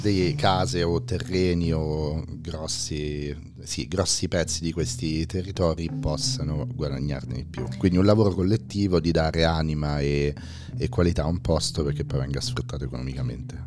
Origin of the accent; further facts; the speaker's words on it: Rome, Lazio, Italy; da romano